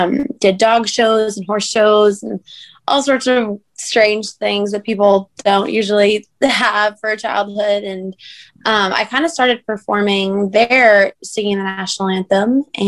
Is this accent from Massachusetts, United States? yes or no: yes; Cape Cod, Massachusetts, United States; moved away as an adult; now in Nashville, United States; Yeah, so I'm from Cape Cod, Massachusetts. I moved to Nashville about 4 years ago, so in November of 2016